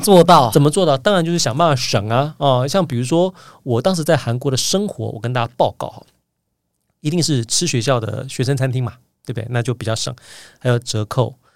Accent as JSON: {"language": "Chinese", "region": "Taipei", "country": "Taiwan", "tie": "born or raised there", "moved": "as an adult", "lives_now": "South Korea", "said": "我小时候是住在北投石牌地区"}